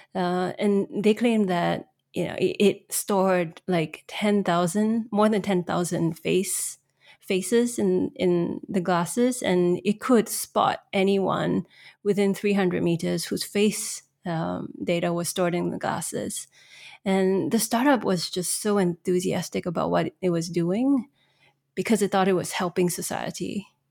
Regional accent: Singapore; moved away as an adult; also born or lived in Shanghai; I'm actually Singaporean

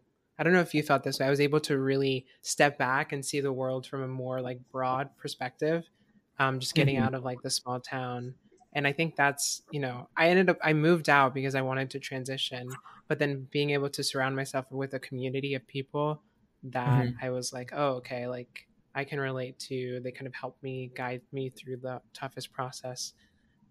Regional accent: Fort Myers, Florida, United States; I lived in Fort Myers, Florida, like the suburbs of Fort Myers, Florida. I get that's not really the suburbs. It's the poor area outside of Fort Myers.

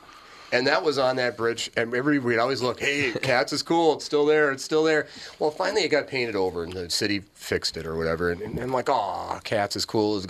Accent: Columbia Heights, Minnesota, United States; I'm from Columbia Heights.

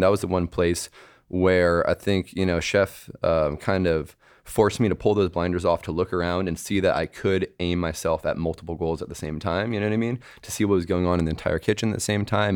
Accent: Bay Area, California, United States; moved away as an adult; also born or lived in New York / Montreal; I left the Bay Area when I was 18 for New York

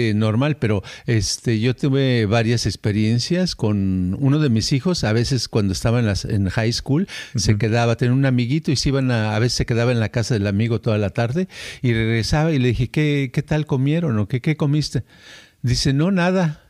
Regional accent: Mexico; moved away; como somos mexicanos

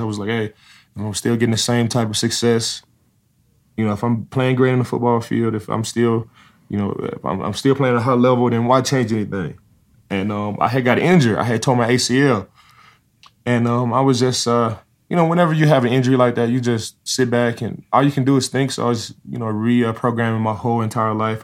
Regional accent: Dallas, Texas, United States; I'm from Dallas, Texas

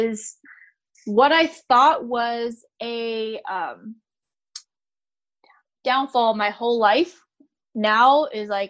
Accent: United States; I'm American

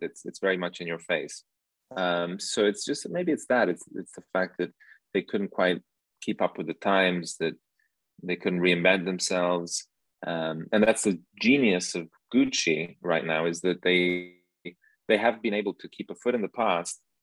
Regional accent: Milan, Lombardy, Italy; I grew up in Milan and my mother's a fashion designer

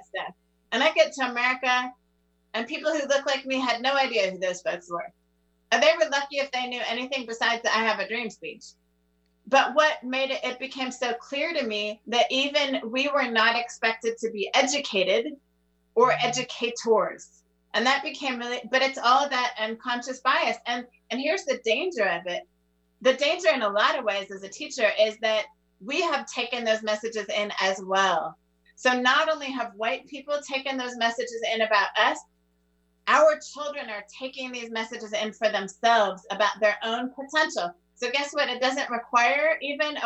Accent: Netherlands; moved away as an adult; now in United States; I was raised in the Netherlands

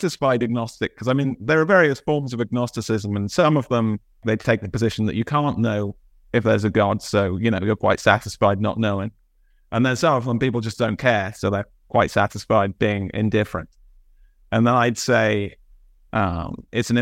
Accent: Bath, South West England, United Kingdom; So I grew up in Bath in England

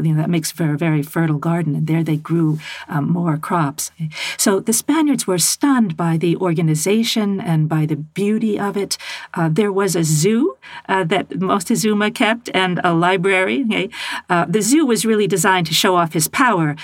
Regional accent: United States; as an American woman

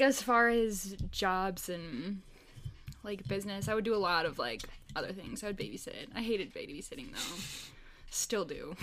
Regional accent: suburb outside of Minneapolis, Minnesota, United States; I grew up, born and raised in Minnesota, a little suburb outside of Minneapolis.

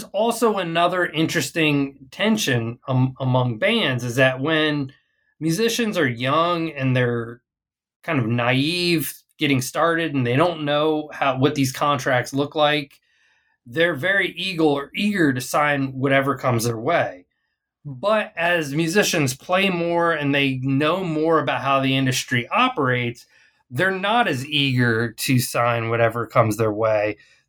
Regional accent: Arlington, Texas, United States; it came to my hometown. So Arlington, Texas is the place kind of in the Dallas-Fort Worth Metroplex

